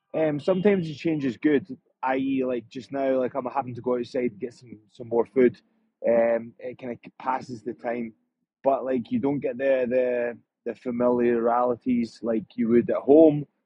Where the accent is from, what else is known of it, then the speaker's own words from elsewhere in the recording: Scotland, United Kingdom; I'm Scottish. I've been brought up like that. It's hostile back home.